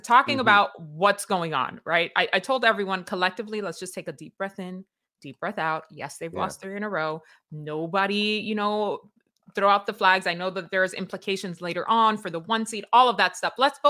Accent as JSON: {"language": "English", "region": "New York", "country": "United States", "tie": "born or raised there", "said": "When I grew up in New York, you found the room with all the coats"}